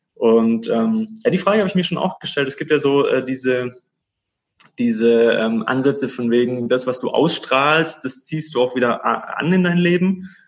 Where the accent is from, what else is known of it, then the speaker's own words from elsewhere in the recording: Stuttgart, Baden-Württemberg, Germany; moved away as an adult; now in Cyprus; ich bin gebürtiger Stuttgarter, gebürtiger Schwabe und habe da meinen, ja, den größten Teil meines Lebens verbracht, 30 Jahre